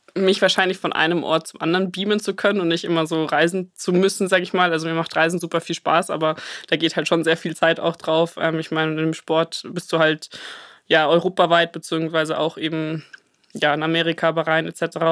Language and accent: German; Munich, Bavaria, Germany; bin Münchner Madel.